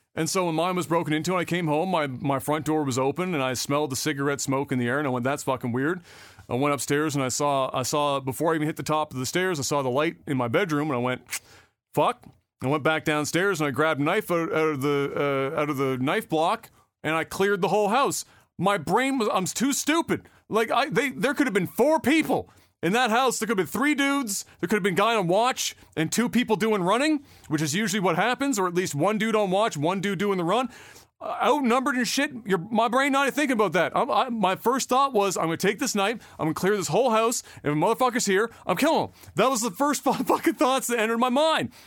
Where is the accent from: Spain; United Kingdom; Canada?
Canada; as a Canadian